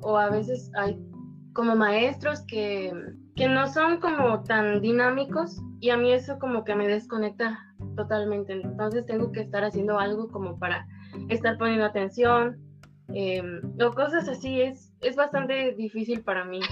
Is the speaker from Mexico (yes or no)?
yes; Córdoba, Veracruz, Mexico; now in Banderilla, Mexico; Nací en Córdoba, pero actualmente radico en Banderilla